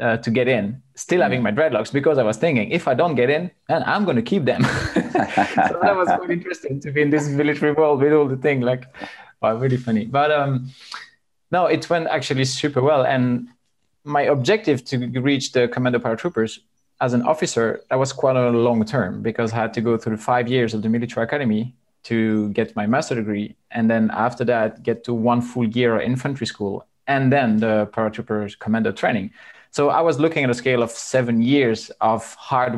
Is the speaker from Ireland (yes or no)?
no; Belgium; I was born in Belgium and I grew up there